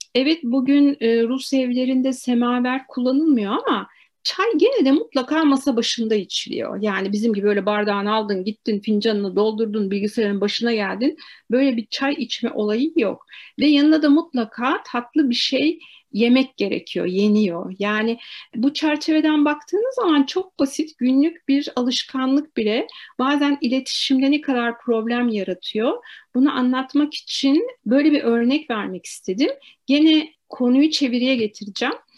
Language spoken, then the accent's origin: Turkish; Turkey; also born or lived in Moscow; biz Türk'üz